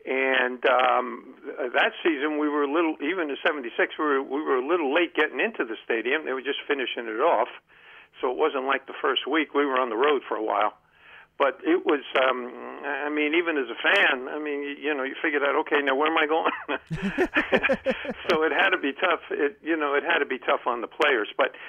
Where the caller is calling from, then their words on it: Columbia, Maryland, United States; Hey, John, Len from Columbia, Maryland.